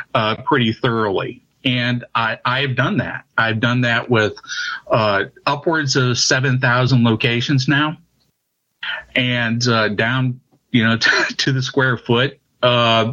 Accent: St. Louis, Missouri, United States; moved away as an adult; now in Cape Girardeau, United States; I'm from St. Louis, Missouri.

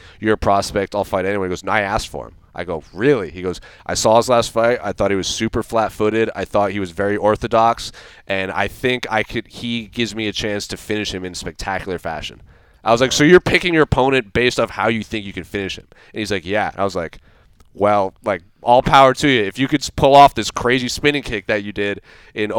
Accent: Rhode Island, United States; now in Arizona, United States; I'm born and raised in Rhode Island.

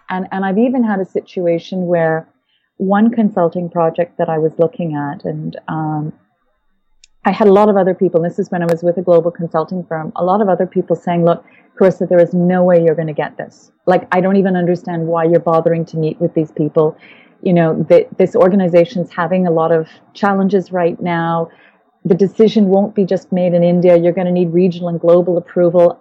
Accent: Winnipeg, Manitoba, Canada; moved away as an adult; I'm actually originally from the Canadian prairies. I was born in Winnipeg and um, lived, well, the, the first uh, 20 odd years of my life in Canada

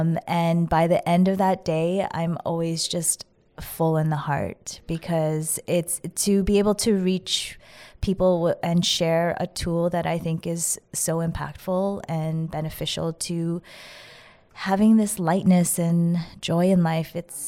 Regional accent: Winnipeg, Manitoba, Canada; I grew up in Winnipeg, the world capital of Slurpees.

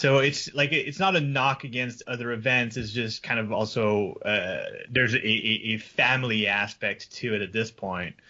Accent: Canada; I'm French Canadian

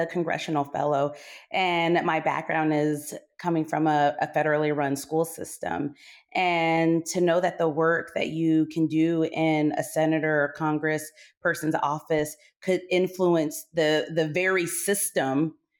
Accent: Okinawa, Japan; So yes, I grew up in Okinawa, Japan. I graduated from a DODIA school.

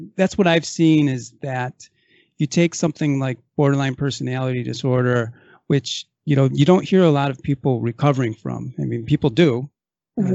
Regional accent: Racine, Wisconsin, United States; now in California, United States; I come from Racine, Wisconsin

